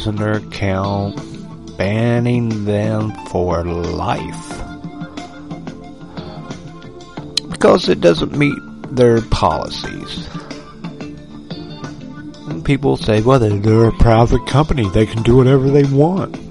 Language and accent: English; United States; as an American